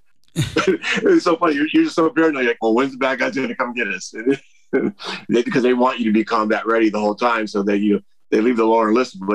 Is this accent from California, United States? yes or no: yes; California, United States; Most of my life I spent growing up in California